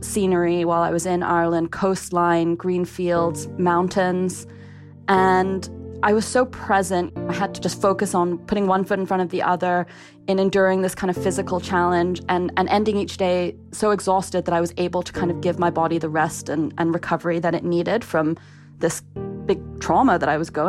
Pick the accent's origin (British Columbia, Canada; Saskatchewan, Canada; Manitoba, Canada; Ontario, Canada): Ontario, Canada; Ottawa; also born or lived in Kingston upon Thames, London, England; I was born in Kingston-upon-Thames in London, England, which is a very flat part of the country. I did move to Ottawa, Canada when I was 10